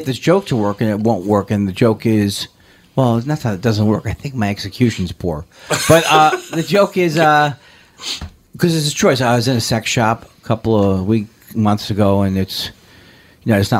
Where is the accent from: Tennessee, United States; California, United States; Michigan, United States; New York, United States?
California, United States; I'm from California